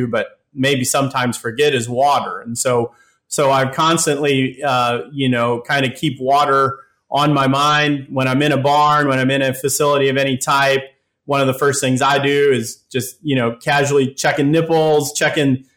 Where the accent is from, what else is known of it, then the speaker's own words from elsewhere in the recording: Worthington, Minnesota, United States; moved away as an adult; now in North Carolina, United States; I grew up in Worthington, Minnesota, so I'm a native of Southwest Minnesota